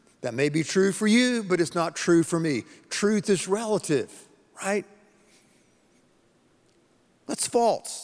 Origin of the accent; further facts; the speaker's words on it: the Carolinas, United States; moved away; I'm originally from the Carolinas, okay? North Carolina, South Carolina.